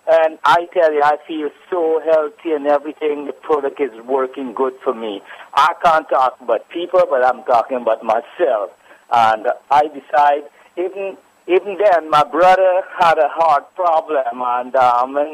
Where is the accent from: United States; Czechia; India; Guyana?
Guyana; I'm from Guyana, right?